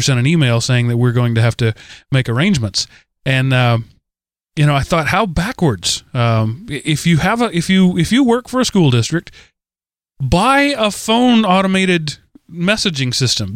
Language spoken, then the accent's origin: English; Texas, United States; I'm a Texan